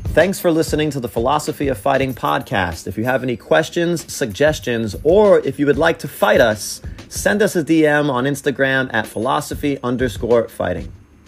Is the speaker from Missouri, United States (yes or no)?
no; New York, United States; now in San Diego, United States; I'm originally from New York